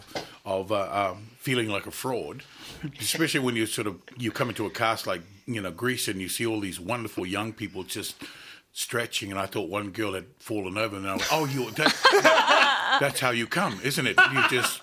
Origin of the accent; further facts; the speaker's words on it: Auckland, New Zealand; now in Australia; I grew up in South Auckland in New Zealand